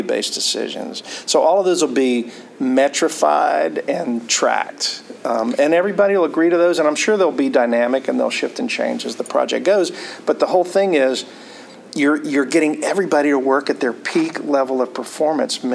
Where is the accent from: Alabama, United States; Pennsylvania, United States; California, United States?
Alabama, United States; Mobile; I was born in Mobile, Alabama, and have very Southern roots